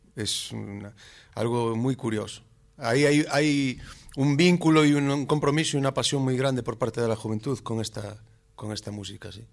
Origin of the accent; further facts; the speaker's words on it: Galicia, Spain; los gallegos tocamos la pandereta